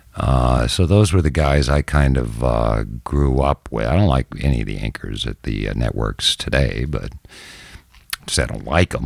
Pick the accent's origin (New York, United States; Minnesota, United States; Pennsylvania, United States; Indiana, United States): Minnesota, United States; Minneapolis; also born or lived in Jackson, Mississippi; now in Gulf Coast, Mississippi, United States; I grew up in Minneapolis.